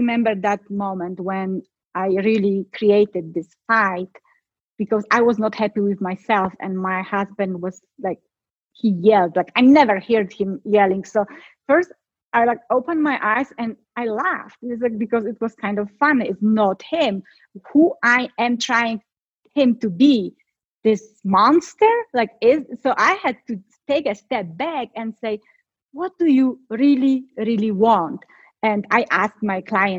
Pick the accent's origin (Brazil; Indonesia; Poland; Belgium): Poland; moved away; I'm from Poland